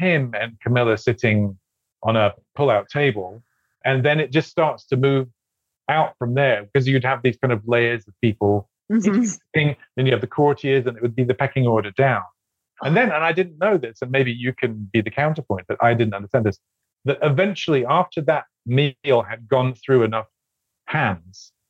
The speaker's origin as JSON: {"language": "English", "region": "Scotland", "country": "United Kingdom", "tie": "born or raised there", "said": "Growing up in Scotland, as I did"}